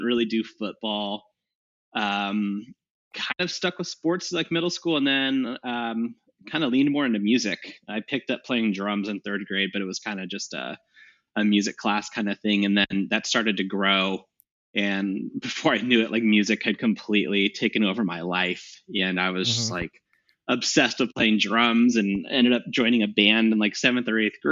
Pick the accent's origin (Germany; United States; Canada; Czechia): United States; Walnut Creek, California; moved away as an adult; now in Seattle, United States; So I was born in the Bay Area, 1989, actually in Walnut Creek, California, which is in the East Bay, probably 20 miles out from San Francisco. Born and raised there.